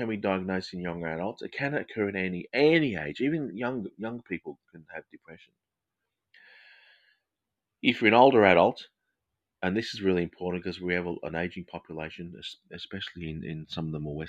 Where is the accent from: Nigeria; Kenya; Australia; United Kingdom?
Australia; accent: Australian English; my accent. It's Australian English